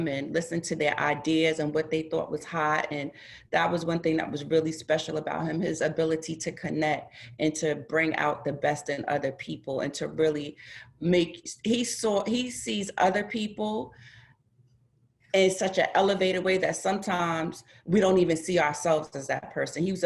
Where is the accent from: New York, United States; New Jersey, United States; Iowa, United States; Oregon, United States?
New York, United States; Mount Vernon; We're both from Westchester, New York. She's from Yonkers. I'm from Mount Vernon